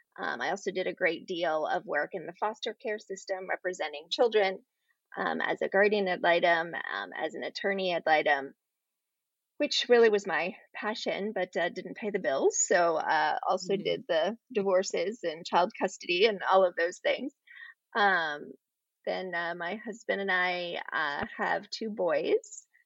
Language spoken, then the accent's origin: English; Ohio, United States; born there; also born or lived in Florida; So I was born in the Midwest. I was born up in Ohio and lived most of my life as a child with my dad as a pastor with a non-denominational group. So we moved around a great deal, but I graduated from high school and ended up in Florida.